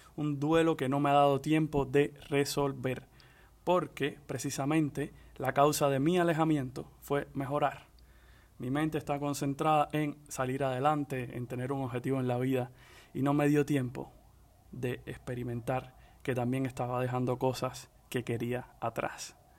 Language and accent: Spanish; Cuba; moved away; also born or lived in Dominican Republic; soy hombre cubano y psiquiatra